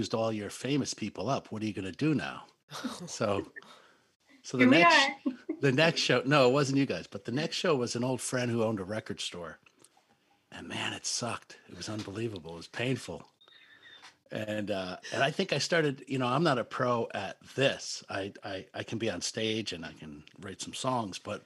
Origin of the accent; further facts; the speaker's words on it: Connecticut, United States; We're from Connecticut